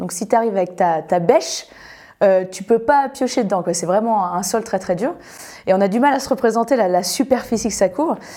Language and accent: French; France; now in Annecy, France; chez nous en France